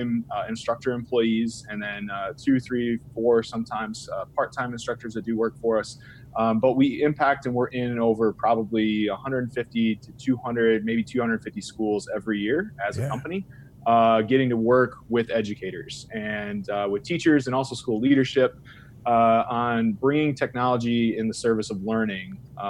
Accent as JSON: {"language": "English", "region": "Illinois", "country": "United States", "also_born_or_lived": "Dixon, Illinois", "said": "So I'm from Illinois. I'm from a small town in Illinois. I live in Dixon, Illinois"}